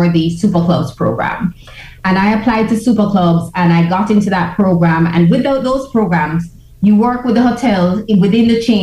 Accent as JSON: {"language": "English", "town": "Kingston", "country": "Jamaica", "tie": "born or raised there", "said": "Born in Kingston, Jamaica."}